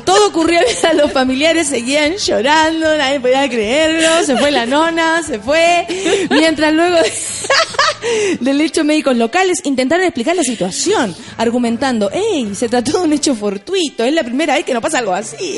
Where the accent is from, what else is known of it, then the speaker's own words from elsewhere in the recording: Chile; así somos los chilenos, se nos pega inmediatamente